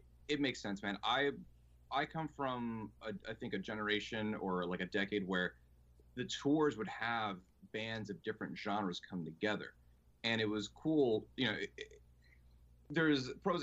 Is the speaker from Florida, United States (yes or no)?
yes; South Florida, United States; now in Seattle, United States; We grew up together in the South Florida music scene